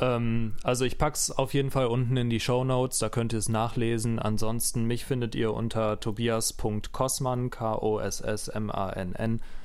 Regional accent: near Bochum, Ruhr area, North Rhine-Westphalia, Germany; ich komme aus Nähe Bochum, ähm, also Ruhrpott

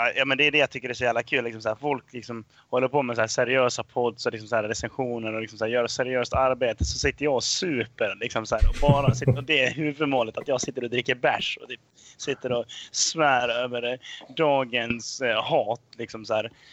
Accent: Dalarna County, Sweden; jag är ju från eh, Dalarna, liksom så här, man är uppvuxen på hembränt

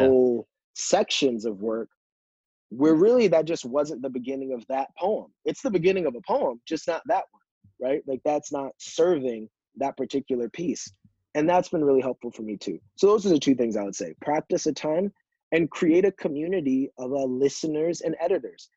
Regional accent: Yonkers, New York, United States; moved away as an adult; also born or lived in Philadelphia, Pennsylvania; now in Boston, United States; being from Yonkers, not growing up uh, with with money

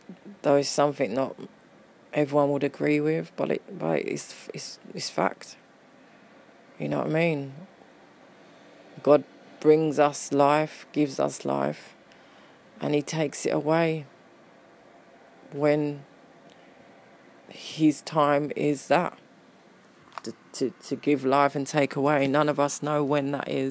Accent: London, United Kingdom; I was born and bred in Peckham

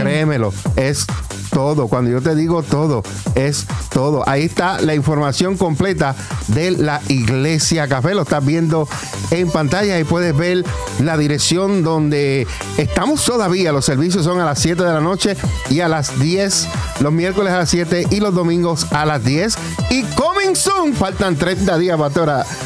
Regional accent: Puerto Rico; now in Allentown, United States; nosotros somos puertorriqueños

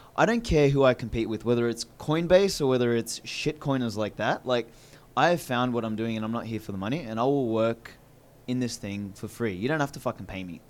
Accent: Australia; accent: Australian; Mine's not too like Australian.

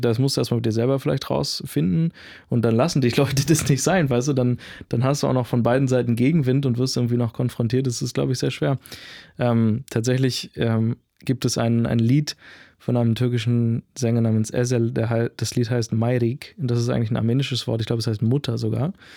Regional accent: Berlin, Germany; ich bin Berliner, ja, ich bin Deutscher, ich bin Europäer

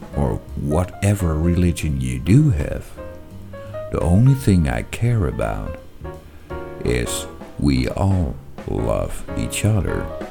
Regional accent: Netherlands; And now I'm from the Netherlands

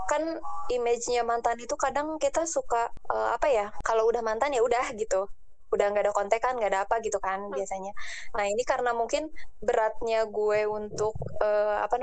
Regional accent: Garut, West Java, Indonesia; jadi awalnya itu dulu ada gue kan dari Garut tuh

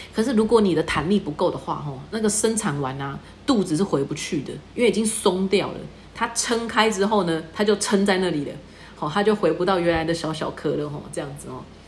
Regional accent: Taiwan; 我们台湾人

